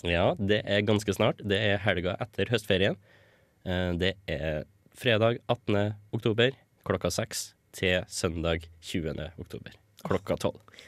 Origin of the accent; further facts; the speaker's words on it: Stjørdal, Trøndelag, Norway; moved away as an adult; now in Trondheim, Norway; jeg kommer fra Stjørdal